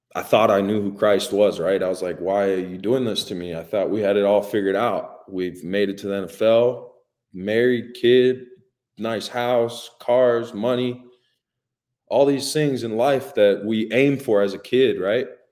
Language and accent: English; Hawaii, United States; moved away; growing up in Hawaii